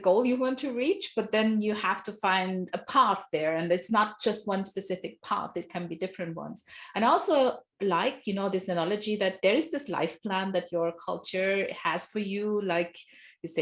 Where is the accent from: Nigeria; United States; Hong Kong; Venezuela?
Nigeria; I grew up in Nigeria, my father's from Nigeria.